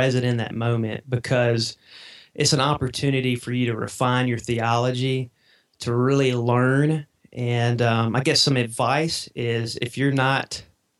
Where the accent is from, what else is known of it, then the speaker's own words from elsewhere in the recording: Mississippi, United States; accent: Southern; I'm down here in Mississippi, and so you may can tell from my accent a little bit